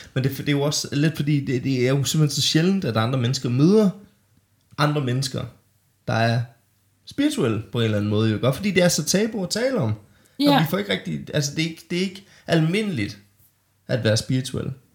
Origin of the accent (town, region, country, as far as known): Denmark; born or raised there